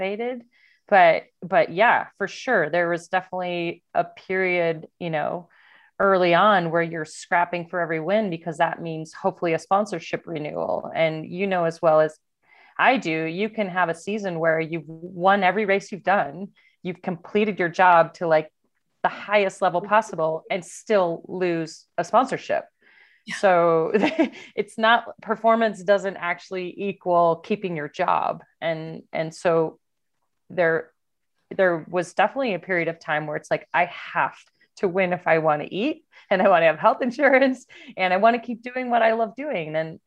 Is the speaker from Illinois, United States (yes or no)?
yes; Downers Grove, Illinois, United States; I grew up in Downers Grove, Illinois, right next to Hinsdale